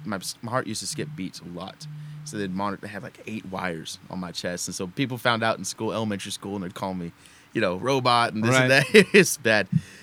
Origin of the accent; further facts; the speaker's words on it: Houston, Texas, United States; also born or lived in Denair, California; I was actually born in California, but I grew up in Houston.